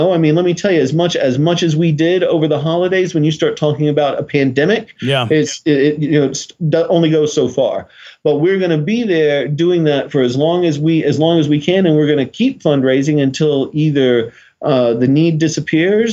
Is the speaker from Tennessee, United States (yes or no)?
yes; Nashville, Tennessee, United States; moved away; I'm originally from Nashville